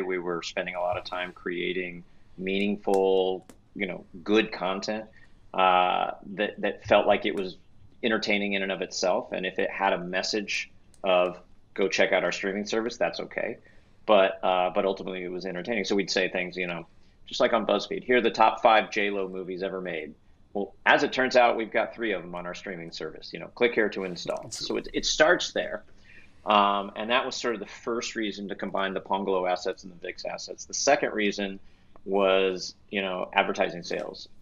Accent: Texas, United States; now in Los Angeles, United States; I grew up in Texas

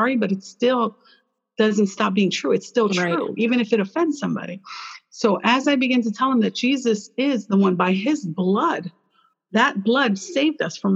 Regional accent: Chicago, Illinois, United States; I was born in Chicago

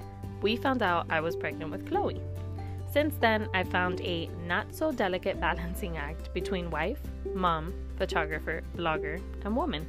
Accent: Miami, Florida, United States; I, too, was born and raised in Miami, and I've never lived anywhere else

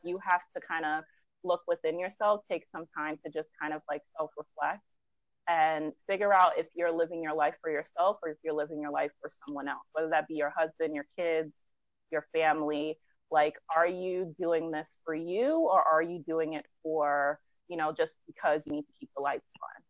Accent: New York City, New York, United States; originally from Brooklyn, uh-huh. New York.

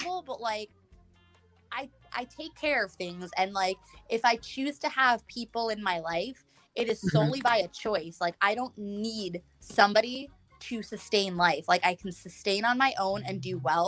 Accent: New York, United States; I'm from New York

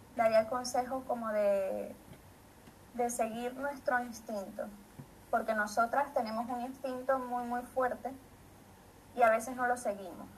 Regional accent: Maracay, Aragua, Venezuela; now in Madrid, Spain; soy de Maracay, de Venezuela

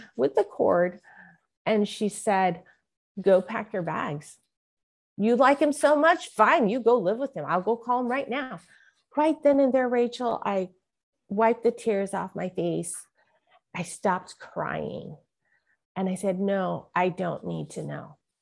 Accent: San Francisco, California, United States; I was born in San Francisco, Chinatown, and my mother was a mail order bride from Hong Kong

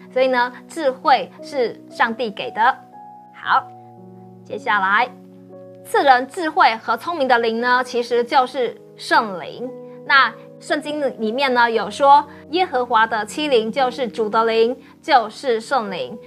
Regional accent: Taiwan; also born or lived in Sweden; 我们台湾人最喜欢是什么

